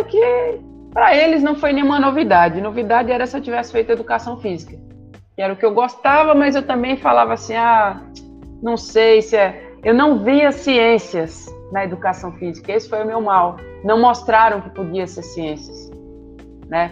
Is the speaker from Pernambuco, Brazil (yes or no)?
yes; Recife, Pernambuco, Brazil; Eu cresci em Recife e depois mudei para um sítio